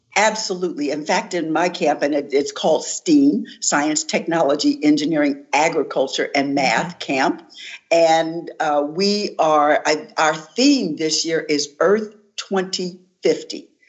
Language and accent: English; Philadelphia, Pennsylvania, United States; I'm from West Philadelphia